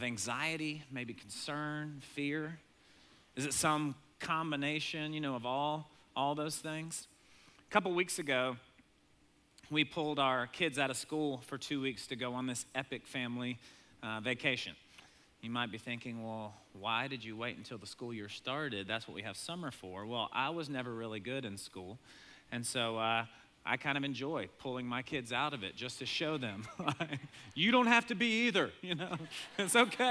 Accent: Maine, United States; moved away; I grew up in Maine some, but never been back since moving away

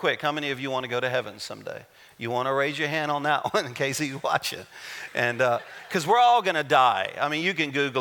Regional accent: Louisiana, United States; I'm a Cajun. I'm from Louisiana.

